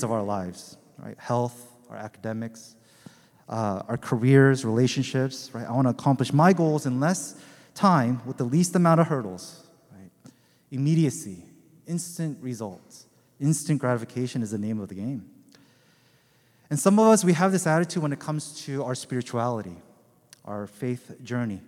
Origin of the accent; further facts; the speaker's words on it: Pacific Northwest, United States; also born or lived in Seattle; now in Los Angeles, United States; I'm originally from the Pacific Northwest